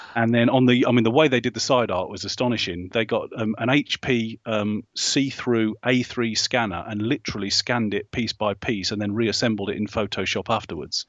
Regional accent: Hinckley, East Midlands, United Kingdom; up in the Midlands, in Hinckley

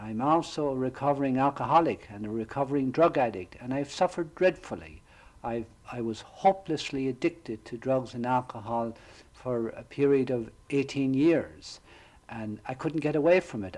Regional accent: Ireland; now in Florida, United States; I grew up in Southern Ireland

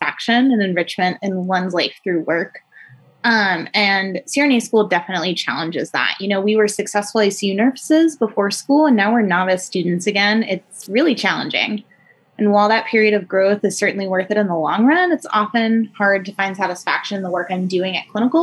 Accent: Atlanta, Georgia, United States; moved away as an adult; now in Spokane, United States; I am actually from Atlanta, Georgia

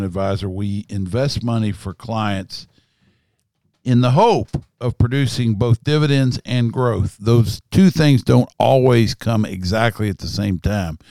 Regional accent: Kentucky, United States; I'm a guy from Kentucky.

